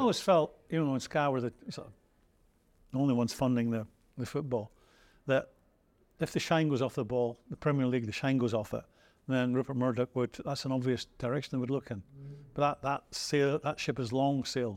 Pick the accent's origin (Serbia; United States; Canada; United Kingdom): United Kingdom; Scotland; now in England, United Kingdom; I'm Scottish, but I live in Great Britain.